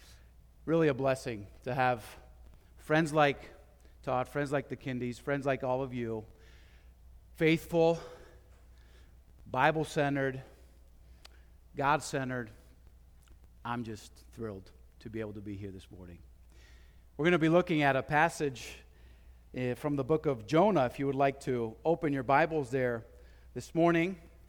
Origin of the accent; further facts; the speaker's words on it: Madrid, Community of Madrid, Spain; I was born and raised in Madrid, Spain, and I had seen what it means to be a missionary.